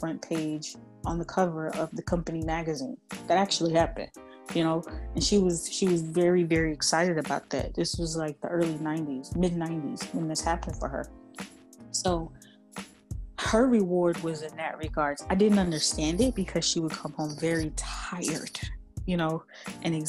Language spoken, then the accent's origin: English; California, United States; I was born and raised in California